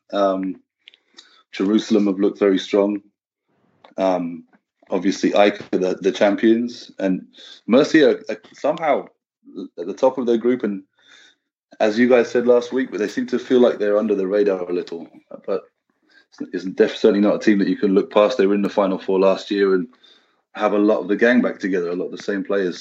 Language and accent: English; United Kingdom; I don't know if it's part of being British or European